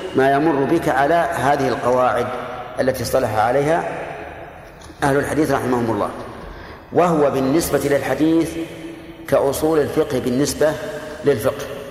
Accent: Saudi Arabia; هنا عندنا في، في السعودية

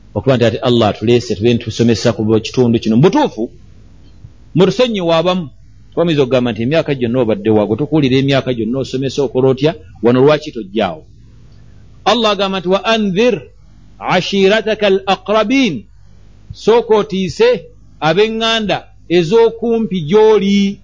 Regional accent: Kampala, Central Region, Uganda; twakula eno yekawempe embogo

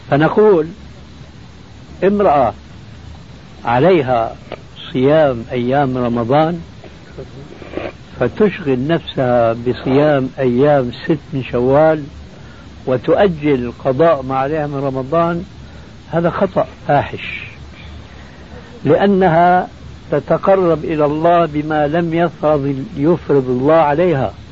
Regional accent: Damascus, Damascus Governorate, Syria; وأنا مالي كما يقول عندنا في الشام حشو الكبة

